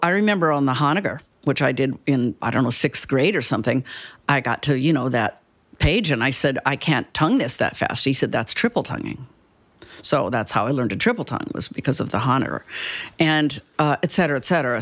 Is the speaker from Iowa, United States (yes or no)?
yes; Cedar Falls, Iowa, United States; moved away as an adult; also born or lived in Chicago; now in Houston, United States; I'm from Cedar Falls, Iowa